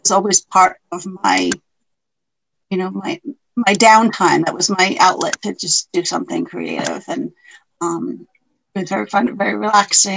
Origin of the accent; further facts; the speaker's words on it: Smithfield, Rhode Island, United States; also born or lived in South Kingstown, Rhode Island; I grew up in Smithfield. Now I live in South Kingstown.